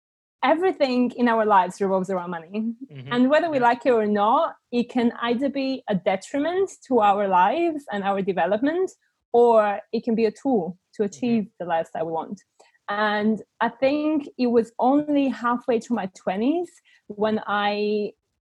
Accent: Bulgaria; English is a second language; moved away as an adult; now in United Kingdom; I was born and raised in Bulgaria, and I only moved to the UK when I was 19

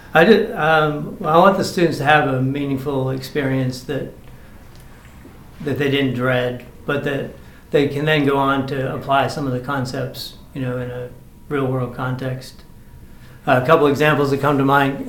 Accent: Maine, United States; now in Georgia, United States; I grew up in Maine on a chicken farm

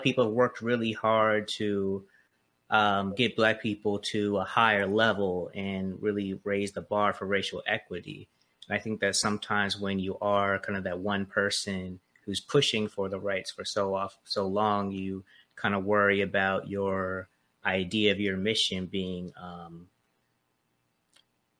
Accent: Charleston, South Carolina, United States; moved away; I'm really glad I grew up in Charleston

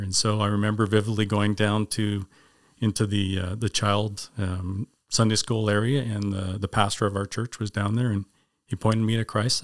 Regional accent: Winnipeg, Manitoba, Canada; also born or lived in Grimsby, Ontario; I was originally born in Grimsby, Ontario, and, uh, lived there until fifth grade, and we moved as a family to Winnipeg and, uh, lived there for nineteen years

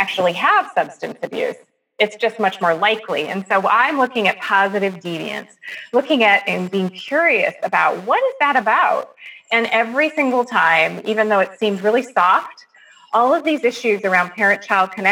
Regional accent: California, United States; I grew up in California in the late 60s and 70s

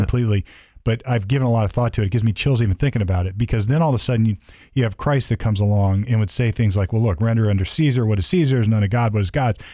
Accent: United States; as an American

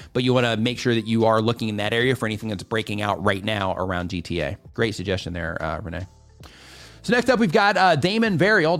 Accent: Midwest, United States; I grew up in the, in the Midwest

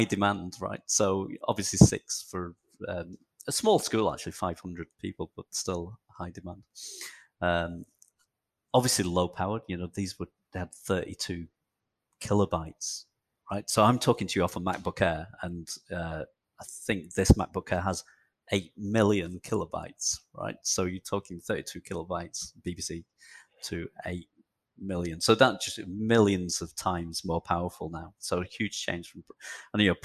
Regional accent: Chorley, North West England, United Kingdom; also born or lived in Kirkham; So I grew up in not far from you, I guess, northwest England, in near a place called Manchester, actually in a town called Chorley, which is north of Manchester in England.

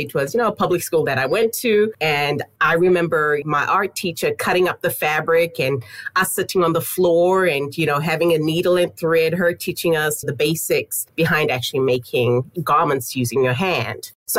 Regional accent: Zimbabwe; now in United States; So I was born and raised in Zimbabwe.

